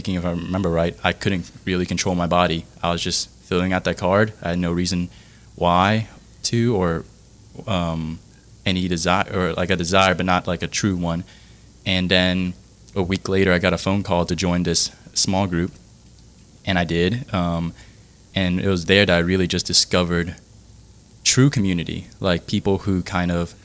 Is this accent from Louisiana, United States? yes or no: yes; Metairie, Louisiana, United States; also born or lived in Vietnam / Baton Rouge; I was born in Vietnam, actually, and my family moved to Metairie, Louisiana, when I was 5 years old. And I grew up in Metairie there and went to high school